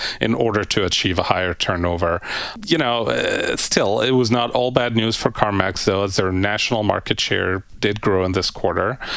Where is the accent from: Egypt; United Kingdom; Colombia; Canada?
Egypt; moved away; my home country of Egypt